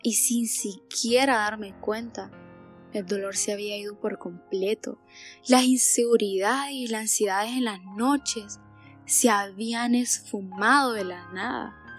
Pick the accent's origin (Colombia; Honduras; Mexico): Honduras; Danlí, El Paraíso; tengo 18 años y soy de Danlí